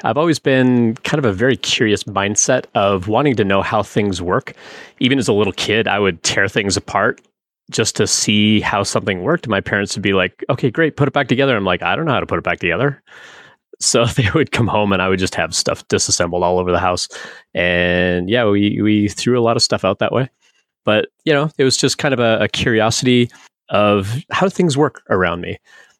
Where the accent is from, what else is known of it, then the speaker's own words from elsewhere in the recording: Northwest Territories, Canada; And I grew up in Northern Canada, way, way up in the Northwest Territories.